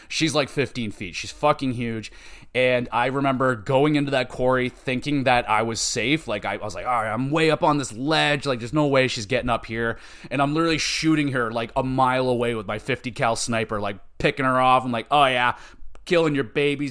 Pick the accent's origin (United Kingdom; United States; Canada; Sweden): Canada; I'm Canadian